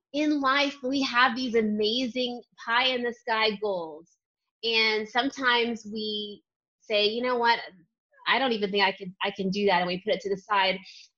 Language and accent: English; Ohio, United States; I grew up in Ohio around a great trail and park system